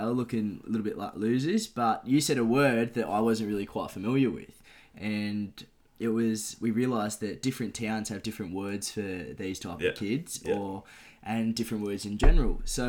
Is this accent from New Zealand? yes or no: no; Ballarat, Victoria, Australia; I was born in Ballarat. And I've stayed in Ballarat my whole life. So I'm a Ballarat, Ballarat boy born and raised.